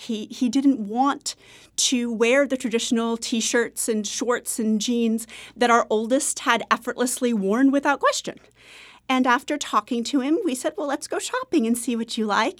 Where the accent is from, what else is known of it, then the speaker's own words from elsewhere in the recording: Maine, United States; I'm from Maine